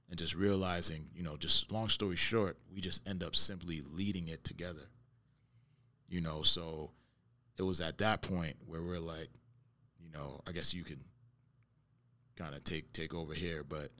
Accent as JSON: {"language": "English", "town": "Brooklyn", "region": "New York", "country": "United States", "said": "I'm coming from Brooklyn, so, you know, I know Brownsville. I know, you know what I mean? Know certain places all over New York"}